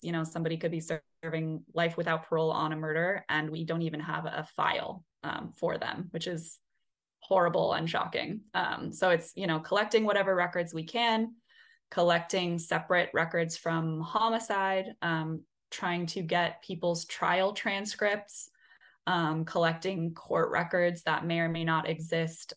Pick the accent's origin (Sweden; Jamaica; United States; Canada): United States; Oregon; now in New Orleans, United States; I'm from Oregon